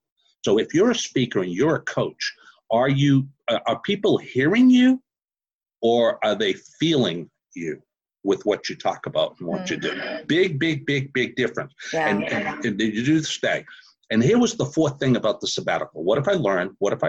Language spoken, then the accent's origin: English; Houston, Texas, United States; I had people from 134 different countries, and I'm from Houston, Texas, right? And I'm in Mumbai.